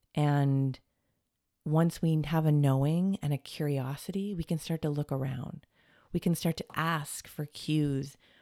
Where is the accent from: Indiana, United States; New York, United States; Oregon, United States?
Oregon, United States; Portland; also born or lived in Toronto, Canada; now in California, United States; I was born on the West Coast in Portland